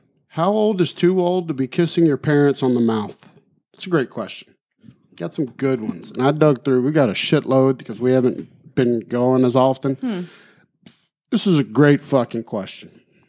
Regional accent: Alabama, United States; We're from Alabama.

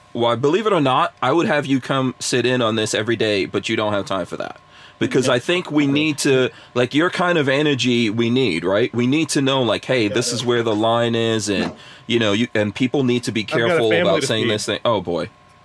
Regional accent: New York, United States; growing up in New York

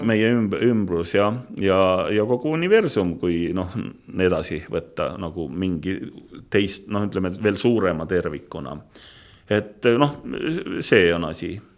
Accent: Otepää area, Valga County, Estonia; mina olen maalaps ja ma olen siis pärit, ma võin öelda, et Otepää mailt

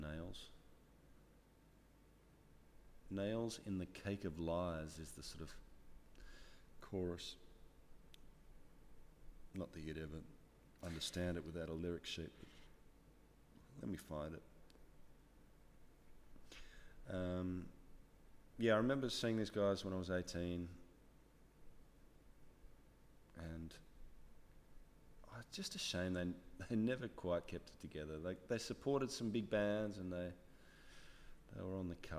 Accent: Ballarat, Victoria, Australia; my hometown of Ballarat

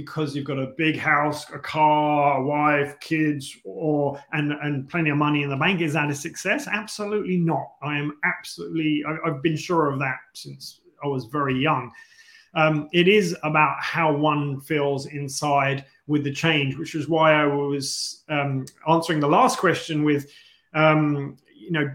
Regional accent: London, United Kingdom; moved away; also born or lived in Asia; I was born in London

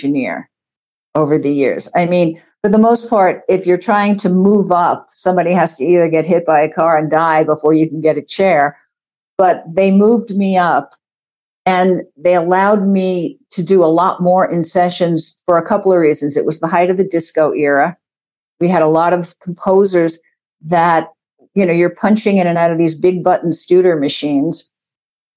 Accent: New York area, United States; moved away as an adult; also born or lived in San Francisco; now in Los Angeles, United States; I grew up in the New York area

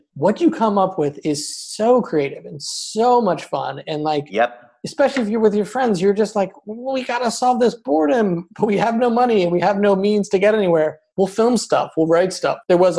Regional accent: Midwest, United States; I grew up in the Midwest

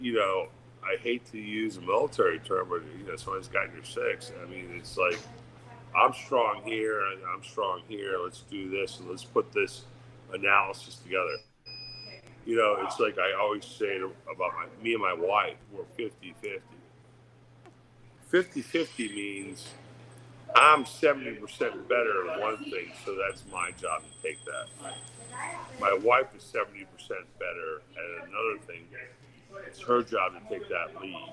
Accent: Daytona Beach, Florida, United States; I grew up in Daytona Beach, right down the street

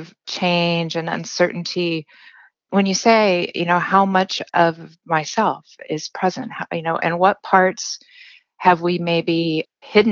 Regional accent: Central Oregon, United States; I grew up in Central Oregon, so we had some property

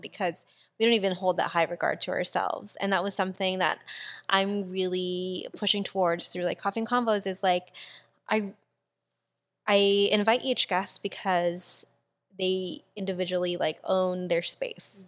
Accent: Philippines; I'm fucking Filipino.

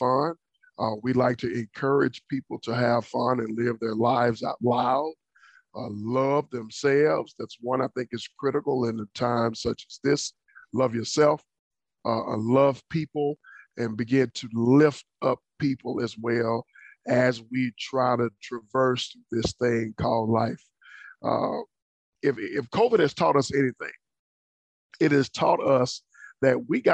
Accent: Dallas, Texas, United States; moved away as an adult; now in Florida, United States; born and raised in Dallas, Texas

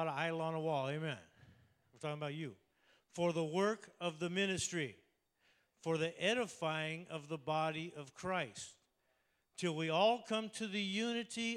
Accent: Oakland, California, United States; I was born in Oakland, okay? I'm Oaktown all the way

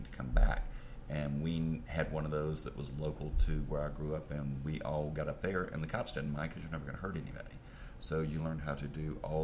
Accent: Chalkville, Alabama, United States; moved away; also born or lived in Huntsville, Alabama; I'm from Chalkville.

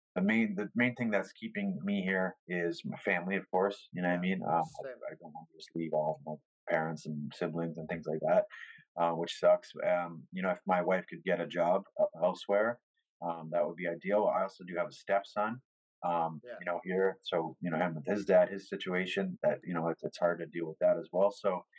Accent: Hamilton, Ontario, Canada; I've had a lot of family members that were from here, like me, born and raised in Hamilton

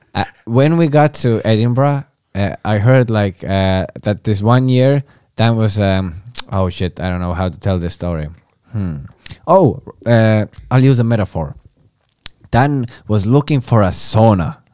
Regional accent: Estonia; English is a second language

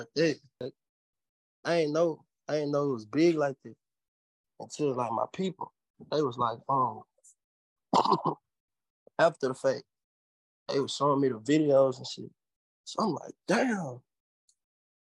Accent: Natchez, Mississippi, United States; now in Houston, United States; I'm from Natchez, bro. From Natchez, Mississippi

